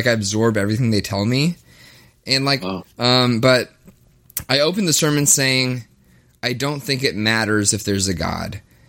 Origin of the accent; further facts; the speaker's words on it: the South, United States; now in Minneapolis, United States; I'm from the South. So, like, being in Minneapolis is, for me, like a crazy change of pace.